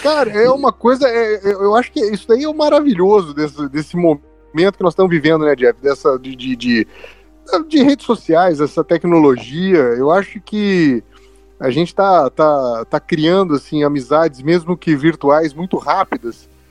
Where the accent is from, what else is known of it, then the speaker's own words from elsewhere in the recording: Campinas, São Paulo, Brazil; eu sou de Campinas